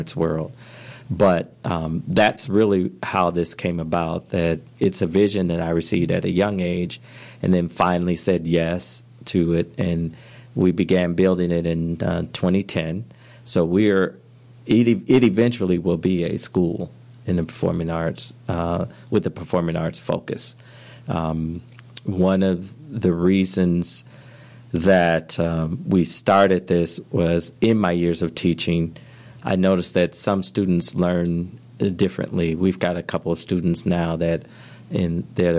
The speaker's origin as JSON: {"language": "English", "town": "Flint", "region": "Michigan", "country": "United States", "tie": "born or raised there", "said": "I grew up in Flint, Michigan"}